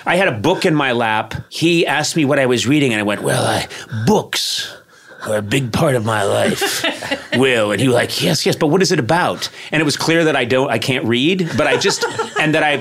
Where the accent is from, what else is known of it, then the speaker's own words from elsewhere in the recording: Boston, Massachusetts, United States; moved away; I grew up in Boston, and I spent a lot of my life on the East Coast.